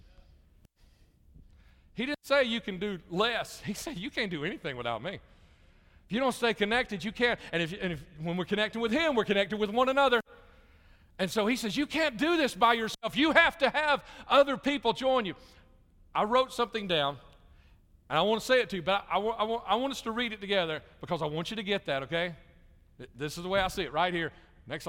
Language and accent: English; Jefferson County, Alabama, United States; moved away as an adult; also born or lived in Chicago / Little Rock / Dallas-Fort Worth; I grew up in Jefferson County, Alabama